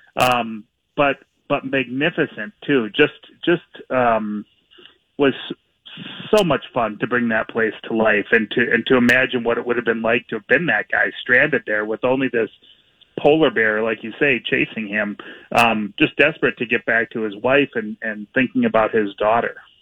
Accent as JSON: {"language": "English", "town": "Minneapolis", "region": "Minnesota", "country": "United States", "tie": "born or raised there", "said": "I grew up here in Minneapolis and mm-hmm. and have lived here for just about my whole life."}